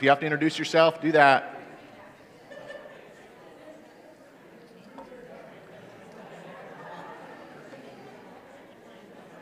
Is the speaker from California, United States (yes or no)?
no; Michigan, United States; now in Indiana, United States; I'm originally from Michigan